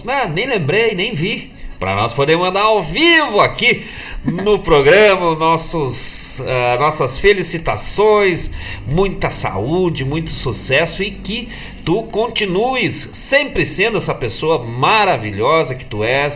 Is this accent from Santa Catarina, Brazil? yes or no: no; Bom Jesus, Rio Grande do Sul, Brazil; now in Guaíba, Brazil; Eu que sou natural lá de Bom Jesus, na Serra Gaúcha, já há 43 anos aquerenciado aqui em Guaíba